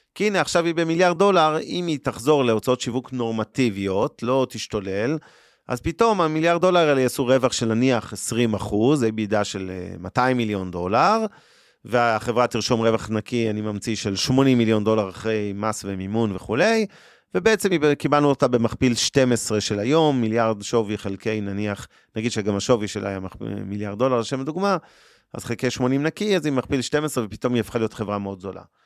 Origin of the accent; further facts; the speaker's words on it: Israel; אנחנו כישראלים